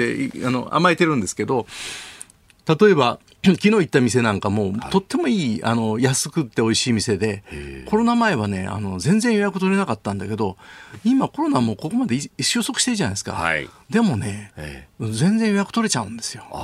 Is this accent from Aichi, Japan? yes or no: no; Kyoto, Japan; 京都の人間